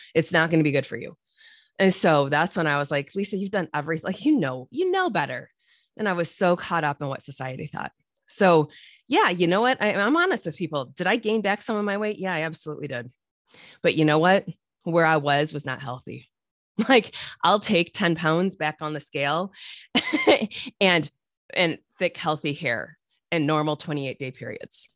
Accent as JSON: {"language": "English", "region": "Midwest", "country": "United States", "said": "I'm from the Midwest here"}